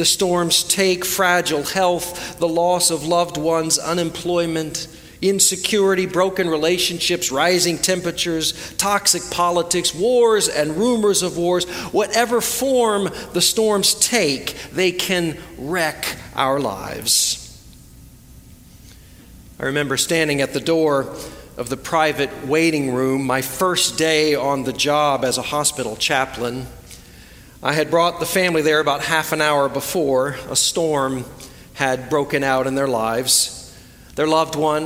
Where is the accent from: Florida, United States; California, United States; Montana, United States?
Florida, United States; now in Hickory, United States; growing up in Florida, we had lots of spectacular storms